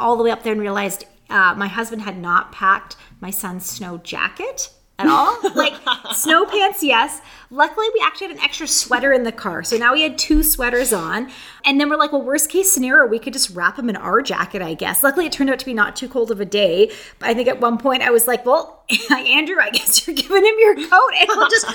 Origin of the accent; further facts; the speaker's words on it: Ontario, Canada; now in Vancouver, Canada; I'm from Ontario, so I know what cold is. We grew up in, like, what we want to call real winter